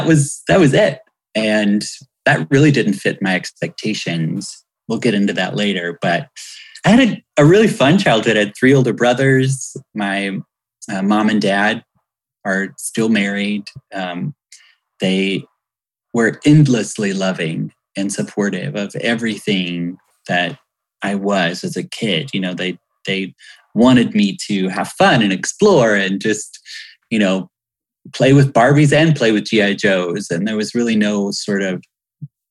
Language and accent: English; Hueytown, Alabama, United States; I'm from Hueytown, Alabama